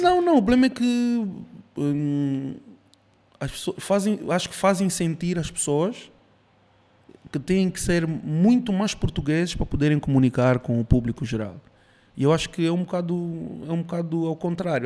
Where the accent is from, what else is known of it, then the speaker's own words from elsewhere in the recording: Cuba; moved away; eu nasci em Cuba, minha mãe é cubana, meu pai é angolano